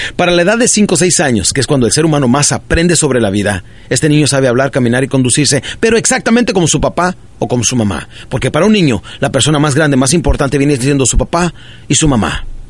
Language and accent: Spanish; Ciudad Juárez, Chihuahua, Mexico; born or raised there; also born or lived in Parral, Chihuahua